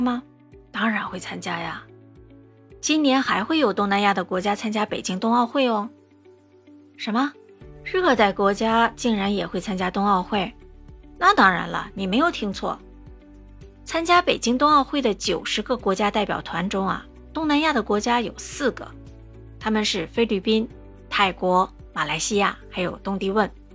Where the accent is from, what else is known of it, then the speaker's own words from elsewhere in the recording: China; now in Singapore; 身为中国人